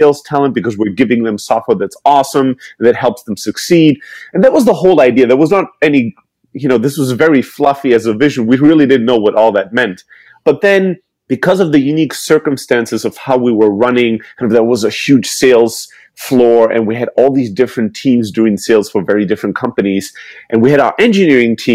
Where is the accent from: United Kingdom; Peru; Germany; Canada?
Germany; moved away; I'm originally from Greece, born and raised in Germany